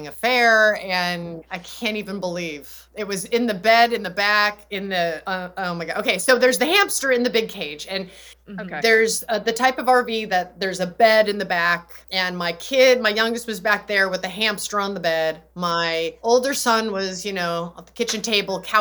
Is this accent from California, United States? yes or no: yes; Los Angeles, California, United States; moved away as an adult; that's my home. It's where my husband and I both were born and raised.